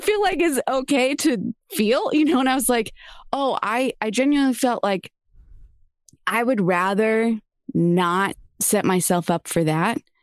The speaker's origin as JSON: {"language": "English", "town": "San Diego", "region": "California", "country": "United States", "tie": "born or raised there", "lives_now": "Los Angeles, United States", "said": "growing up in San Diego"}